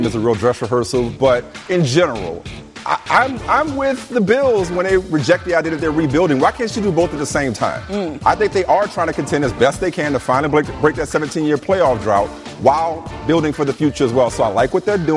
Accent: New Orleans, Louisiana, United States; down in New Orleans, my hometown

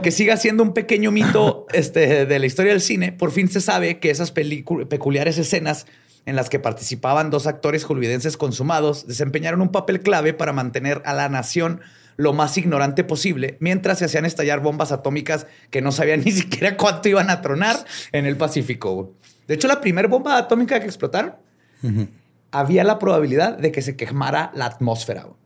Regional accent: northern Mexico, Mexico; es que soy norteño, pues.

